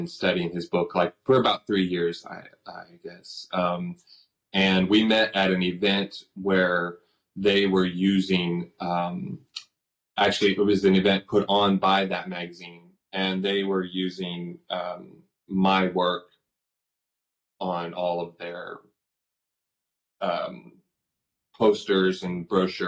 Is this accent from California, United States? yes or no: yes; Fresno, California, United States; So I was born and raised in Fresno, California. I still live in Fresno, California